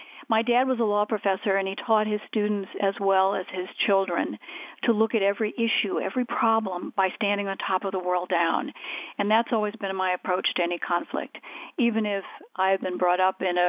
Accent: United States; I'm an American

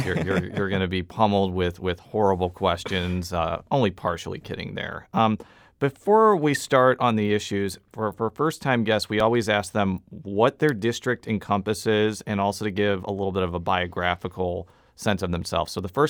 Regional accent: Buffalo Grove, Illinois, United States; I was from the actual city of Chicago, and she was like, no, you're not. And she was right, because I'm from Buffalo Grove.

